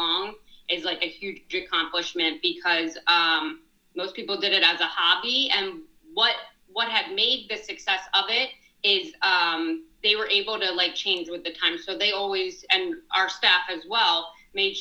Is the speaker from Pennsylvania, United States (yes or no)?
yes; Plymouth Meeting, Pennsylvania, United States; I grew up in Plymouth Meeting